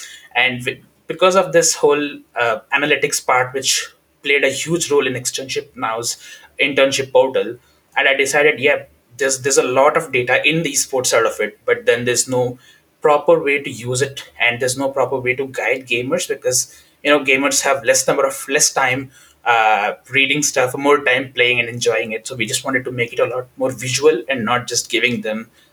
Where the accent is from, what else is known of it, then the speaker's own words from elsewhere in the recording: India; moved away as an adult; now in United Kingdom; I come from India